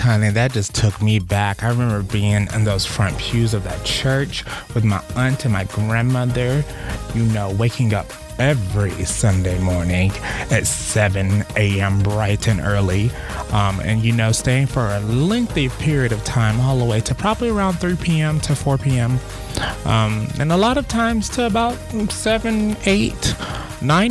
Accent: the South, United States; being young and in the South

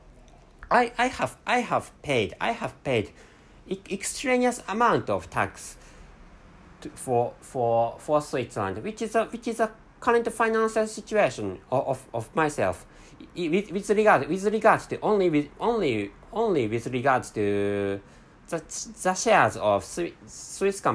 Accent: Japan; accent: Japanese; first language Japanese; English is a second language; my mother tongue is Japanese language

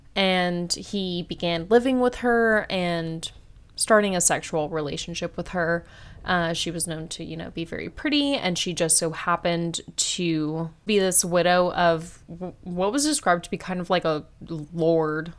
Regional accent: United States; I'm American

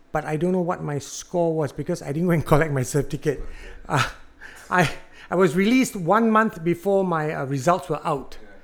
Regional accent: Singapore; You know, being Singaporean, I'm minimally bilingual.

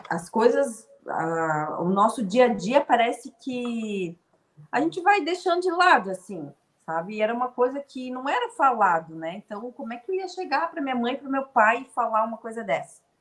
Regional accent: Rio Grande do Sul, Brazil; eu sou gaúcha, eu morei em Erechim. Foi em 97, 1997, eu tinha uns 9, 10 anos de idade.

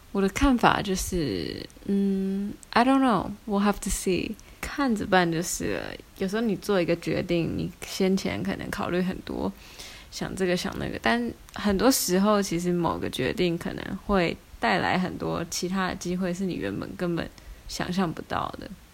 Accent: Hsinchu, Taiwan; now in Maassluis, Netherlands; 我们是新竹人

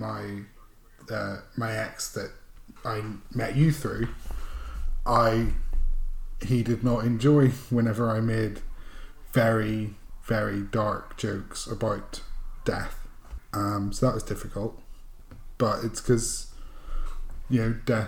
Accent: Northern Ireland, United Kingdom; moved away as an adult; now in London, United Kingdom; growing up in Northern Ireland during the Troubles

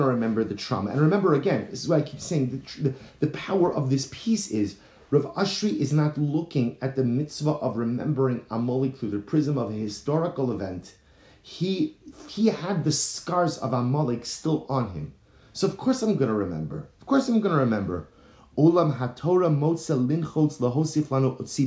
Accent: United States; moved away as an adult; now in Baltimore, United States; growing up in New York, New Jersey

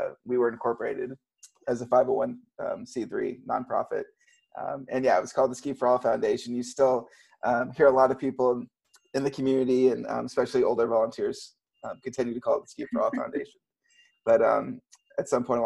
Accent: Texas, United States; moved away as an adult; also born or lived in Colorado / Steamboat Springs, Colorado; now in Seattle, United States; growing up in Texas

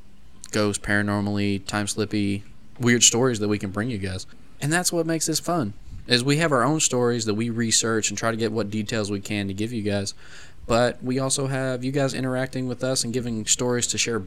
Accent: Jacksonville, Florida, United States; Florida, Floridians. I'm from there, you guys, actually. I know I talk about Kentucky all the time. I was born in Jacksonville, technically.

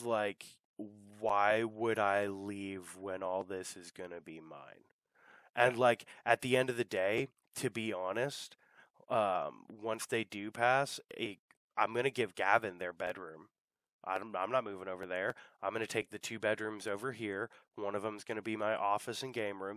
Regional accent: United States; growing up in America

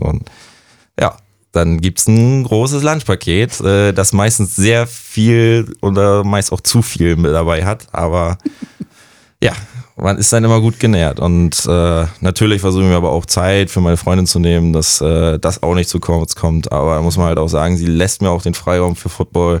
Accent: near Rostock, Mecklenburg-Vorpommern, Germany; mein Heimatort Passo, dicht bei Rostock.

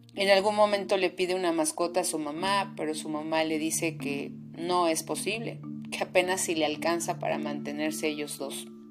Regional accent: Mexico; soy psicoterapeuta mexicana

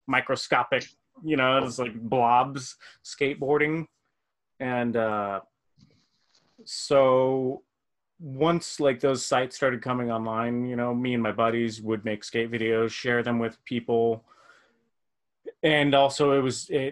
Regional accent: Las Vegas, Nevada, United States; I'm from Las Vegas.

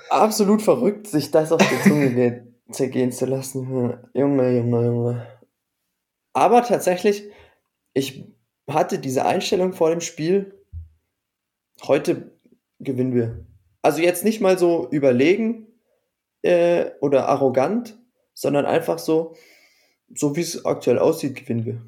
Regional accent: Baden-Württemberg, Germany; als Badener für mich

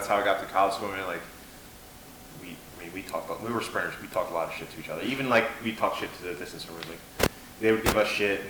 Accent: New York, United States; now in Florida, United States; I'm from Florida, like, originally from New York

